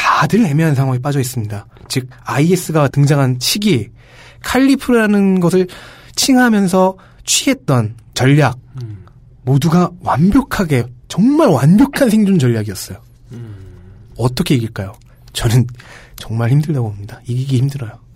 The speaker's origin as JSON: {"language": "Korean", "country": "South Korea"}